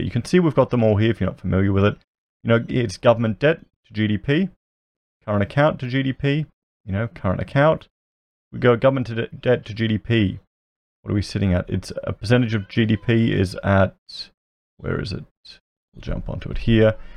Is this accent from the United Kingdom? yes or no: no; Australia; I'm an Australian YouTuber